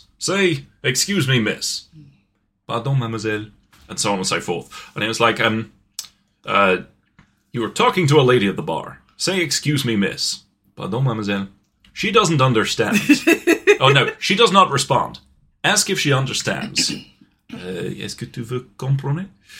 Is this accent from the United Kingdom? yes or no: yes; United Kingdom; I'm now a British man in a foreign country who doesn't know the language.